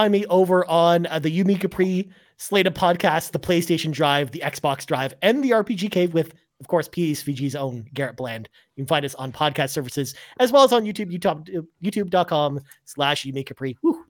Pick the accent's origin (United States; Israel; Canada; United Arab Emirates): Canada; Ashamed of being Canadian.